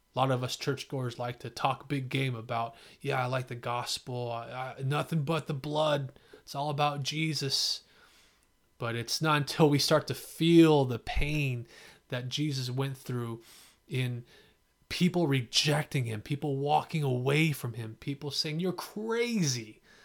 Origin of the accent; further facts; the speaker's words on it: San Jose, California, United States; also born or lived in Fremont, California; I grew up in East San Jose and then Fremont